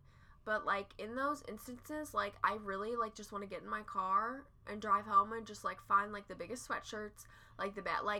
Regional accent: Midwest, United States; we're from the Midwest

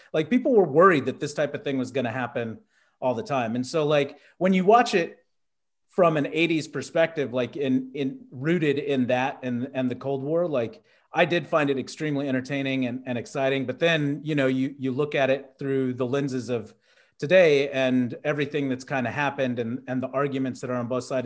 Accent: Texas, United States; growing up in Texas

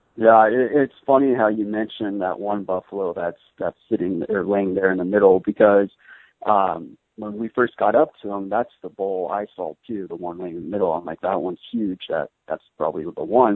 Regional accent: Arizona, United States; I grew up in Arizona

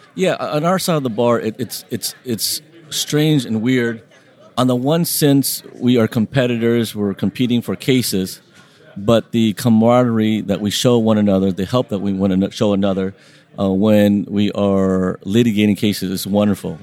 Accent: Long Beach, California, United States; first language Vietnamese; English is a second language; I grew up in Long Beach, uh, small little city of 500,000 people

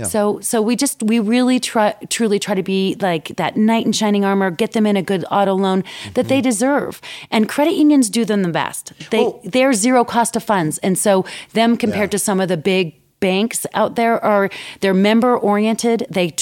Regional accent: Alberta, Canada; now in Denver, United States; So I grew up in Alberta, which is like our version of Texas. Yeah. and so I grew up singing country and western.

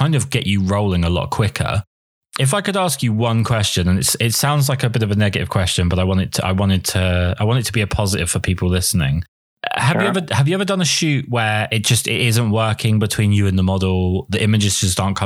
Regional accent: England, United Kingdom; I'm English

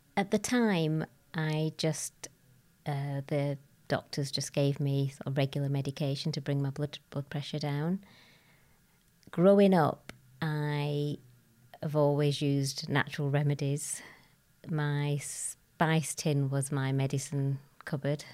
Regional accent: Bradford, Yorkshire and the Humber, United Kingdom; I was born in Bradford, an only child. I lived, uh, with my grandparents, uncles, aunts, cousins

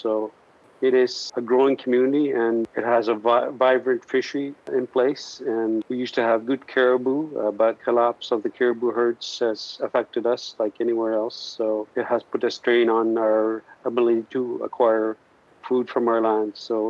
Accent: Pangnirtung, Nunavut, Canada; first language Inuktitut; English is a second language; I was born and raised in Penuktuk on the southeastern portion of Baffin Island.

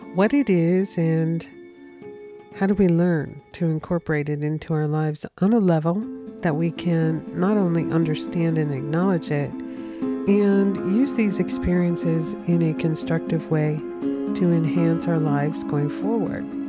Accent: United States; America because that is my home country

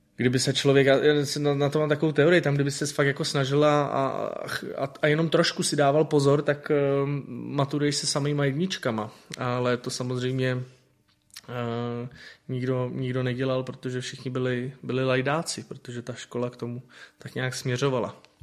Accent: Prague, Czechia; já jsem bydlel vlastně v Londýnský, z druhé strany, že jo, na Bělehradský byla radost a tam já jsem chodil prostě do videopůjčovny od, od dětství

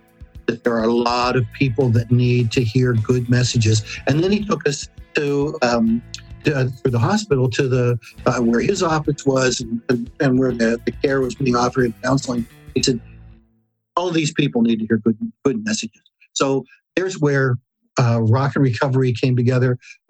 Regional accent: Pittsburgh, Pennsylvania, United States; moved away; also born or lived in Canton, Ohio; I landed in my hometown in Pittsburgh in 97.

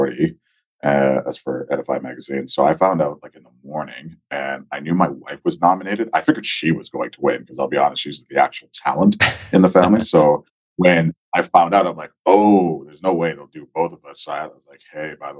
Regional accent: Nigeria; also born or lived in Guelph, Ontario, Canada; now in Edmonton, Canada; I was born in Nigeria with my mother, my sister, my father. He came to Canada to finish his PhD, and we were in Nigeria for a while. So when we first immigrated, we immigrated to Guelph, Ontario

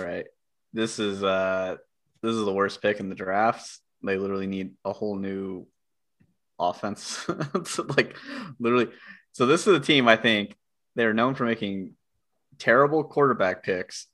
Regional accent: California, United States; accent: California; my California accent

